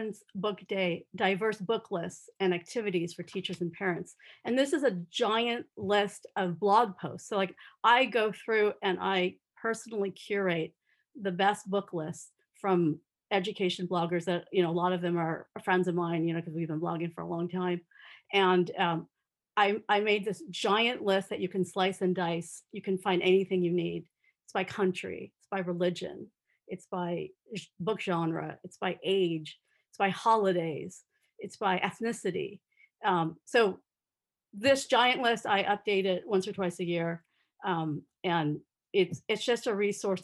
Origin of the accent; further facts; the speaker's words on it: Southern California, United States; I grew up in Southern California